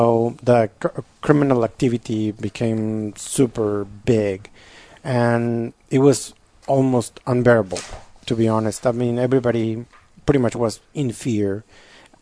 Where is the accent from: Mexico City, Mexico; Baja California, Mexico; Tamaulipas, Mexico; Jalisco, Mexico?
Tamaulipas, Mexico; Tampico; moved away as an adult; now in San Antonio, United States; living in Mexico, in my hometown, Tampico